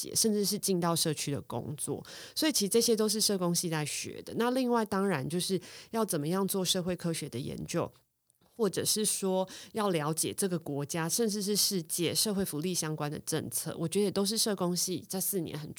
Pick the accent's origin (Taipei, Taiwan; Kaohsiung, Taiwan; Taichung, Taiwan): Taipei, Taiwan; 因为我自己是万华出生的，我是万华人，在地的万华人